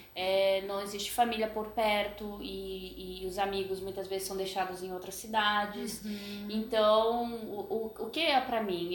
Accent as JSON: {"language": "Portuguese", "town": "Brasília", "region": "Federal District", "country": "Brazil", "tie": "born or raised there", "moved": "yes", "said": "Nós viemos de Brasília, né? Uhum. Morei muito tempo lá."}